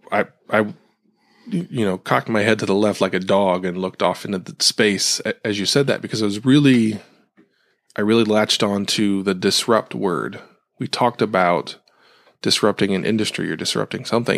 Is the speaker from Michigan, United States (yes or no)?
no; Ohio, United States; where I grew up in Ohio